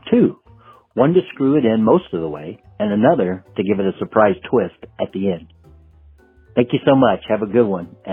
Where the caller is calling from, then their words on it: Antioch, Illinois, United States; from Antioch, Illinois.